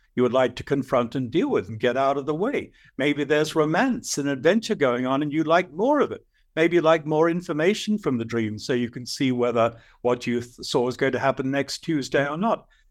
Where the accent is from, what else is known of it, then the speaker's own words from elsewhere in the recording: Australia; I'm an Aussie.